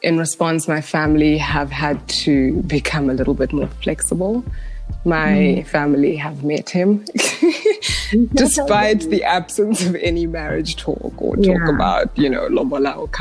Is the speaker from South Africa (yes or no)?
yes; Johannesburg, Gauteng, South Africa; I'm also from Joburg